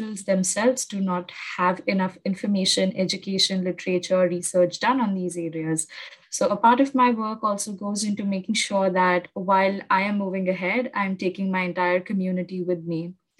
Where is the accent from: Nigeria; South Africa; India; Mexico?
India; Mumbai, Maharashtra; I'm from Mumbai